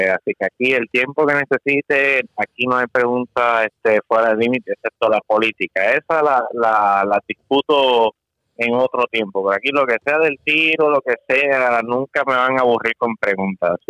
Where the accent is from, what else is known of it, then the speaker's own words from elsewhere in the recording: Puerto Rico; now in Florida, United States; yo, este, como dije, soy boricua, este, y me mudé aquí para Florida